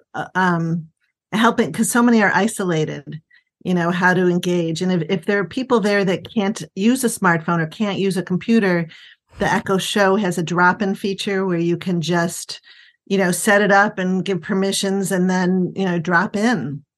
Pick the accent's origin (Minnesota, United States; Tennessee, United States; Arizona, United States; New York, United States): New York, United States; Buffalo; also born or lived in Chicago / Northern Virginia / Cleveland; now in Washington, D.C. area, United States; I'm originally from Buffalo